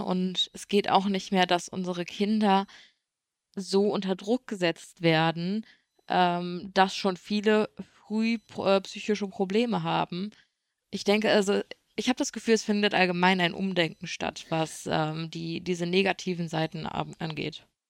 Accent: Germany; bei uns in Deutschland

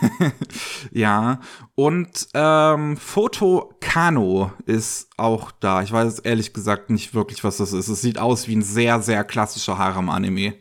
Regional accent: Bavaria, Germany; bei uns in Bayern

